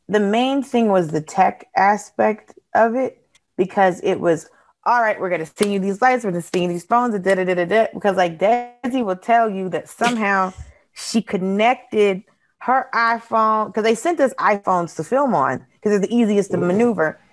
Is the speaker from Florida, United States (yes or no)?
no; Georgia, United States; born or raised there